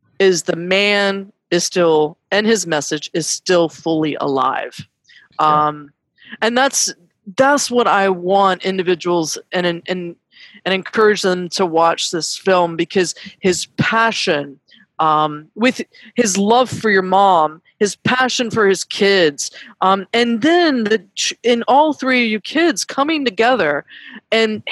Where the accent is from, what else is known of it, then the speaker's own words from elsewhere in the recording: North Carolina, United States; moved away; North Carolina, no matter where I'm at, is always going to be my home state